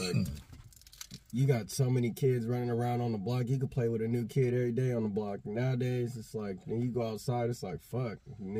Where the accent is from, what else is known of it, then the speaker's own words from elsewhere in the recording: Portland, Oregon, United States; I was born and raised out here in Portland, Oregon. I moved away for a little bit in 2014 until, like, 2017, when I came back.